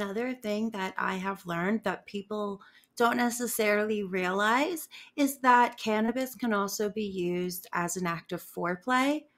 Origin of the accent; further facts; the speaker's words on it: North Carolina, United States; moved away as an adult; now in Denver, United States; So I'm from North Carolina, and where I lived, like I said, was the rural South